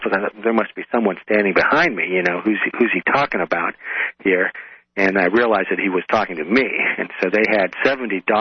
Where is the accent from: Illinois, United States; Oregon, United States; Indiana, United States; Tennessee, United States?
Oregon, United States; moved away as an adult; also born or lived in Tacoma, Washington / New York City; I'm originally from the West Coast, from Oregon